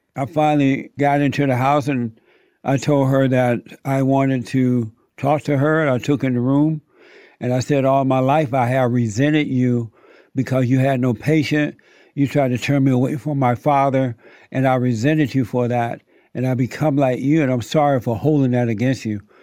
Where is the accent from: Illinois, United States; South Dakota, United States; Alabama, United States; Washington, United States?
Alabama, United States; moved away; I grew up in Alabama. I was born there. So I grew up on a plantation down in Alabama.